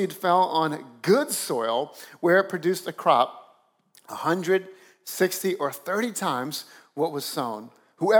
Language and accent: English; South Louisiana, United States; moved away as an adult; now in Northeast, United States; I grew up down south in South Louisiana where you don't have to do much to make the grass grow